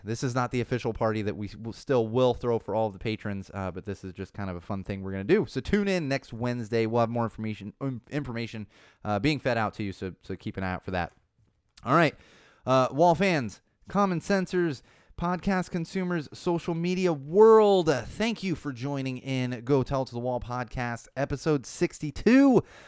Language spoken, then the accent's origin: English; Chicago, Illinois, United States; moved away as an adult; also born or lived in Los Angeles; I grew up with them in Chicago.